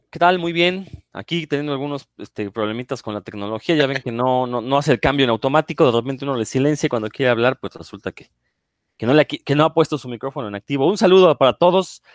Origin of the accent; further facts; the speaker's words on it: Mexico; los mexicanos